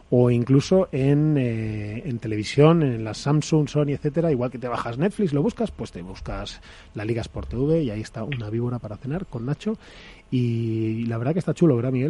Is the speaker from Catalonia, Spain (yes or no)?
no; Madrid, Community of Madrid, Spain; los que somos de Madrid